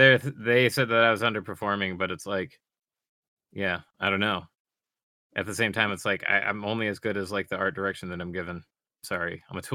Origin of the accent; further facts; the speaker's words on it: Michigan, United States; I'm from Michigan.